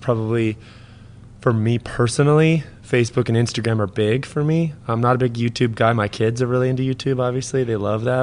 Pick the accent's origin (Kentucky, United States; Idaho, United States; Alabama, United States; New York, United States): Idaho, United States; North; also born or lived in Coeur d'Alene, Idaho / Spokane Valley, Washington; I was born in Coeur d'Alene, grew up mostly in North Idaho, and as a kid, I also lived in the Valley, Spokane Valley